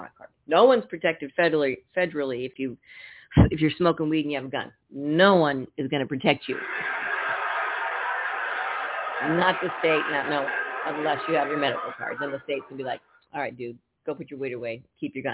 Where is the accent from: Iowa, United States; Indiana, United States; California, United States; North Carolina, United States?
California, United States; Napa; now in Tucson, United States; I'm from Napa